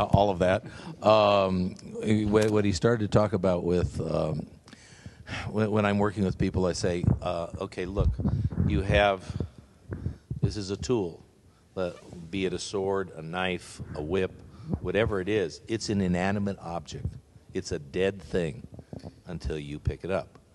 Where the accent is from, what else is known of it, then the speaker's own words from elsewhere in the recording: Canada; moved away; also born or lived in Los Angeles, United States / San Diego, United States; I grew up in Canada. I was born in L.A., but I grew up in Canada